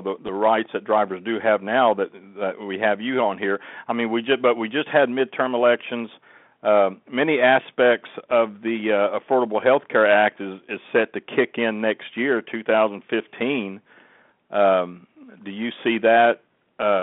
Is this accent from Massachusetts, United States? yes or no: no; Oklahoma, United States; moved away; Oklahoma is my home state